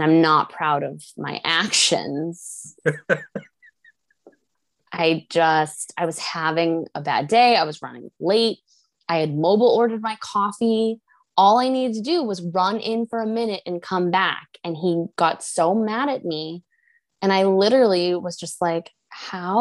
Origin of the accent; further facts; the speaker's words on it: New England, United States; moved away as an adult; also born or lived in Boston; now in Portland, United States; I grew up in New England.